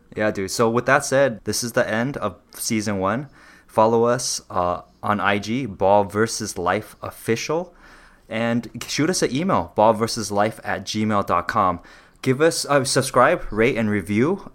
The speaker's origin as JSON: {"language": "English", "town": "Los Angeles", "region": "California", "country": "United States", "tie": "born or raised there", "said": "me being Taiwanese, growing up in very different communities"}